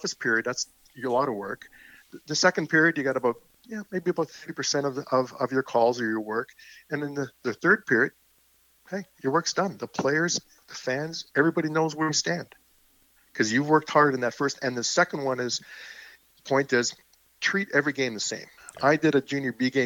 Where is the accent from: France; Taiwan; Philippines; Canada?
Canada; I'm a Canadian